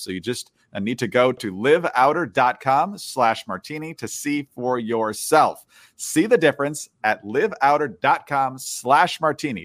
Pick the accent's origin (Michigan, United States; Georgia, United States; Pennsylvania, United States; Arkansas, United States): Michigan, United States; Upper Peninsula of; I grew up in the Upper Peninsula of Michigan, but it's right on the line of Wisconsin